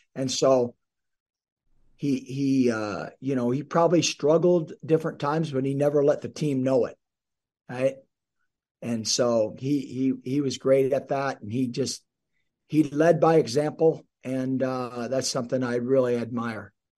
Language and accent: English; South Dakota, United States; now in Nebraska, United States; I grew up in South Dakota, about three hours north of here